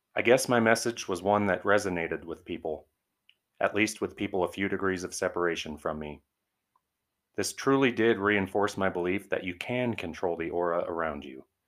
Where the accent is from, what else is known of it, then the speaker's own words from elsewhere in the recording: Arvada, Colorado, United States; my hometown, Arvada, Colorado